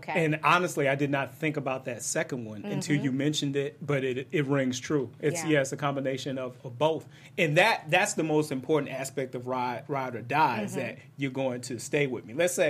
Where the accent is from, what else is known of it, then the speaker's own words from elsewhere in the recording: Detroit, Michigan, United States; I am from Detroit